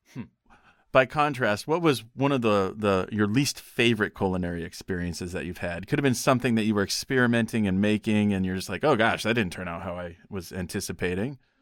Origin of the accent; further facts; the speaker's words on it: Pocatello, Idaho, United States; my hometown of Pocatello, Idaho